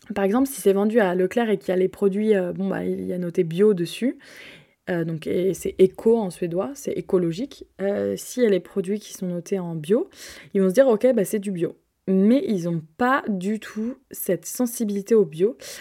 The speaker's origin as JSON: {"language": "French", "country": "France"}